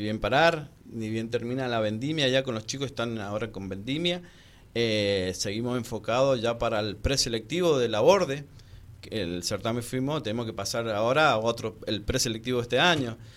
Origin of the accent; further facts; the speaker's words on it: San Rafael, Mendoza, Argentina; somos de San Rafael